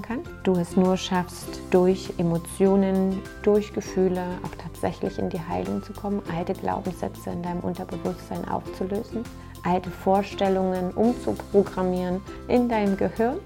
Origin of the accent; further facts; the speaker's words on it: Saxony, Germany; bei uns in Sachsen